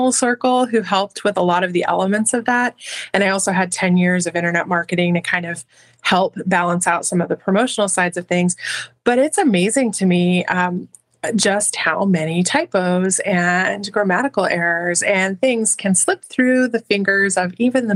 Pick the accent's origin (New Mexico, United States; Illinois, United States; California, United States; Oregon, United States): New Mexico, United States; southern; moved away as an adult; now in Colorado, United States; I lived for some years after I had my kids in southern New Mexico, which is my hometown, home state area